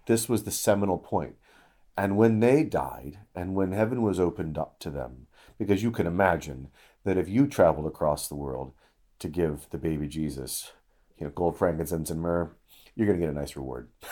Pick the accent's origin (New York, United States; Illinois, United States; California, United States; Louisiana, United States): Illinois, United States; moved away; I was just back in Illinois for a funeral, and I've not been back to my hometown